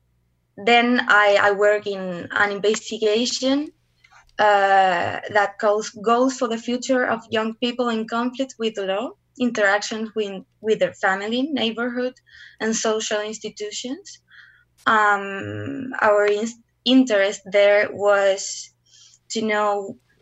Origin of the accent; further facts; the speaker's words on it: Curicó, Maule, Chile; also born or lived in Santiago, Chile; I was born in Santiago and we moved to Curicó, and I lived there until I was 18.